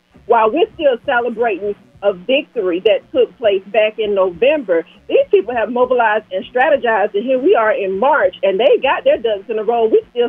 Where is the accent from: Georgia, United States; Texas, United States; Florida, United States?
Georgia, United States; born or raised there